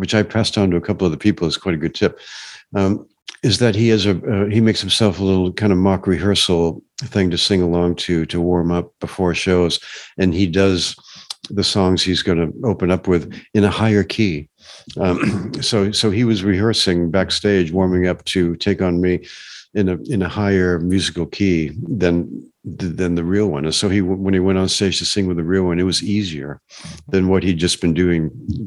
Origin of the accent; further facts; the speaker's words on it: Maine, United States; moved away; also born or lived in Los Angeles; I'm from Maine in America